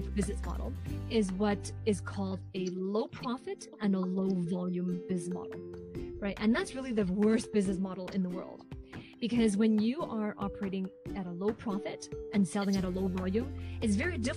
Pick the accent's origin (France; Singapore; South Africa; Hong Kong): Hong Kong; now in Vancouver, Canada; So I am originally from Hong Kong, but currently I am based in Canada on the West Coast in Vancouver, British Columbia